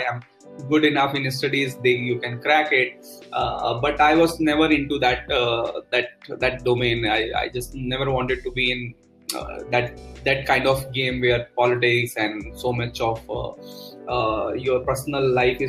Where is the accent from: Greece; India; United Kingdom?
India; North India; I am from North India